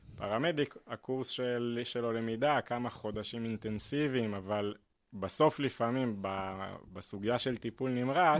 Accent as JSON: {"language": "Hebrew", "town": "Petah Tikva", "region": "Central District", "country": "Israel", "tie": "born or raised there", "said": "בפתח תקווה, שם גדלתי"}